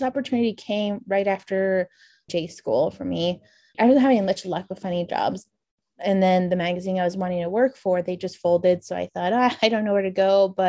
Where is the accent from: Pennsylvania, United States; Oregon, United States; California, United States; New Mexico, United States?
New Mexico, United States; So I'm Dene or Navajo. So I grew up on the Navajo Nation, just on the eastern border of the reservation on the New Mexico side of Navajo